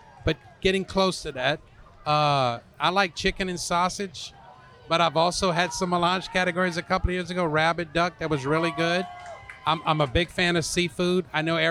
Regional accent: Louisiana, United States; also born or lived in North Carolina; I'm from Louisiana

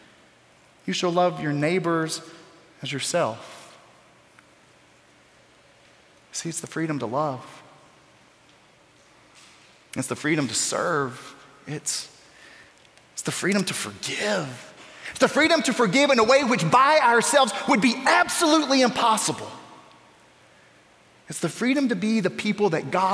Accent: Newberry, Florida, United States; Newberry, Florida. It's my hometown in North Central Florida. It's where I grew up

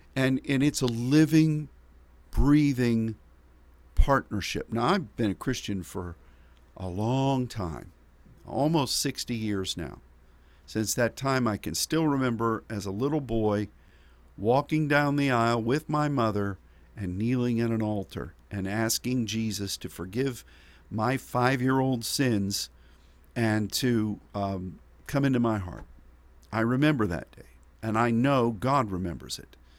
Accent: United States; as an American

